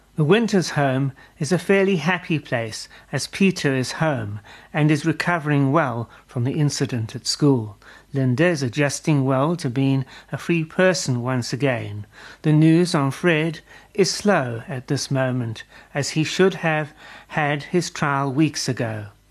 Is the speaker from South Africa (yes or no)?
yes; South Africa; as a South African